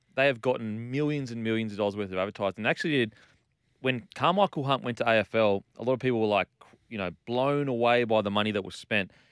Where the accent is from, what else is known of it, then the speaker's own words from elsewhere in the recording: Australia; as an Australian